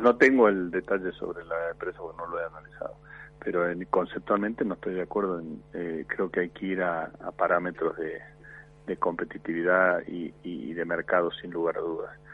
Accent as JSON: {"language": "Spanish", "country": "Argentina", "said": "Yo me quedo en mi país"}